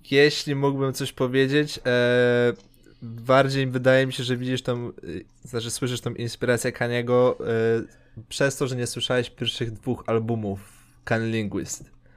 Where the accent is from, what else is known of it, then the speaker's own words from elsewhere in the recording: Poland; my jesteśmy prostymi białasami z Polski